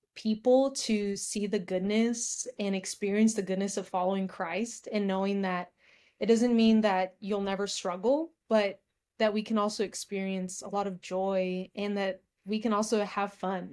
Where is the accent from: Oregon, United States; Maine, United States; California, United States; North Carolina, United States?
California, United States; now in Kentucky, United States; I'm from California